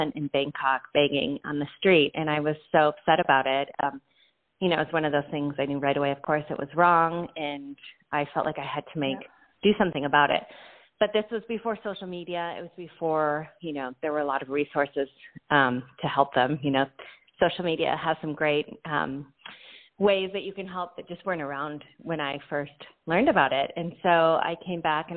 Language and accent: English; Santa Barbara, California, United States; I am from Santa Barbara, California, and I've lived here for quite a long time